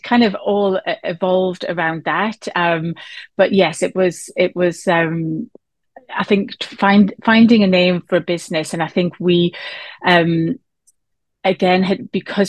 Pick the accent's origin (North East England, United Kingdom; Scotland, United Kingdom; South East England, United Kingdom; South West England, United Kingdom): North East England, United Kingdom; Newcastle upon Tyne; we're based in the northeast of England, as you might tell from my accent, from Newcastle